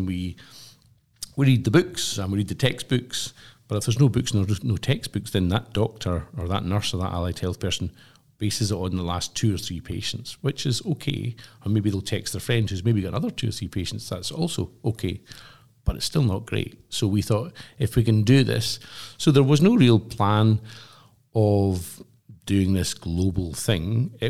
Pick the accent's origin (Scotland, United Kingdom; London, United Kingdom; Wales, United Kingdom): Scotland, United Kingdom; Glasgow; what I'd say as a Glaswegian, it was such a socialist event.